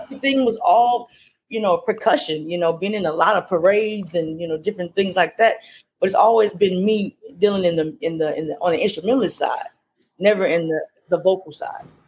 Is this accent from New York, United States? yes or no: no; Louisiana, United States; now in Maryland, United States; I'm originally from Louisiana, as you said, and um, I now live in Maryland